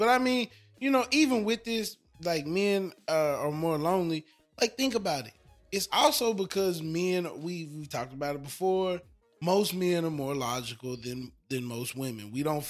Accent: the South, United States; Well, from the South, I'm from the South. We from the South.

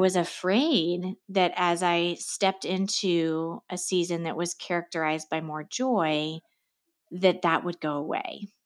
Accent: Seattle, Washington, United States; moved away as an adult; also born or lived in Los Angeles, United States; now in Connecticut, United States; I grew up in Seattle

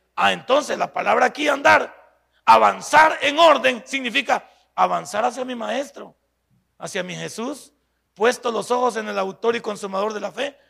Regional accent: El Salvador

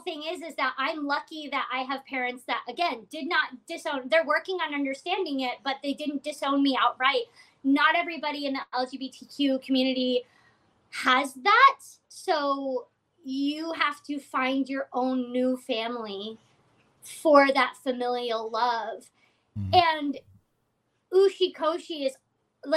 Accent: Seattle, Washington, United States; now in Los Angeles, United States; I'm not from Los Angeles. I'm from Seattle, and I also have a found family here

